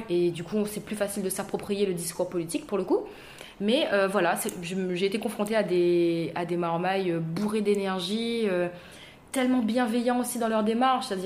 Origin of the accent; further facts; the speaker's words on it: Saint-André, France; tu sais, moi, je viens de Saint-André, j'ai besoin d'un cocon, j'ai ah besoin d'être rassurée.